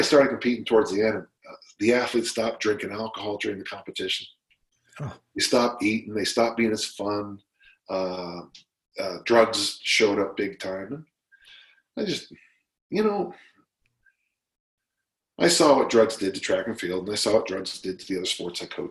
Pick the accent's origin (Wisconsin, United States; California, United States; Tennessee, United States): California, United States; South San Francisco; I'm from South San Francisco.